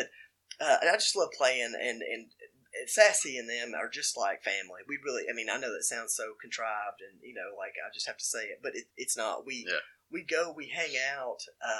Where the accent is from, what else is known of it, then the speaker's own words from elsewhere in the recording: Alabama, United States; I grew up Catholic in Walker County, which is weird to say the least